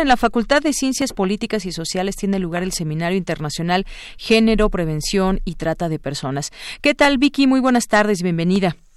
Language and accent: Spanish; Mexico